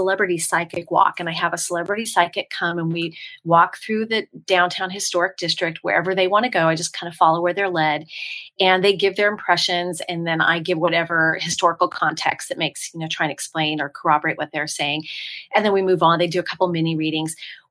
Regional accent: San Francisco, California, United States; now in Franklin, United States; I grew up in the Bay Area, San Francisco area

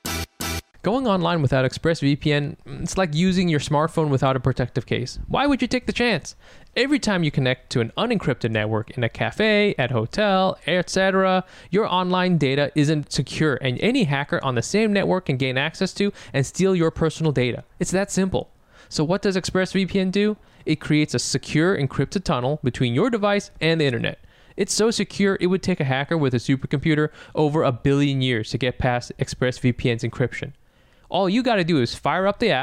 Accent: the Bay Area, California, United States; we're from the Bay

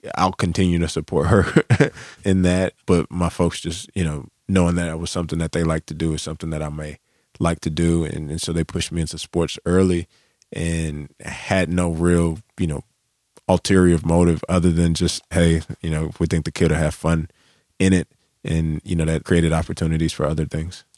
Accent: Charlotte, North Carolina, United States; I'm from Charlotte

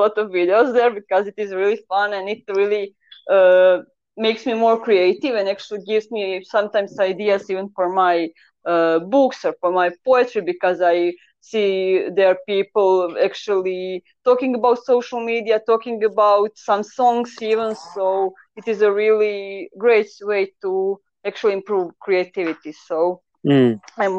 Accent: Croatia; first language Croatian; English is a second language; I kind of always write on the Croatian, so it is my mother language because I'm from Croatia

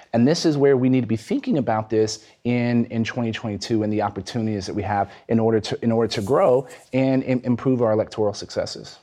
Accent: Texas, United States; my home state of Texas

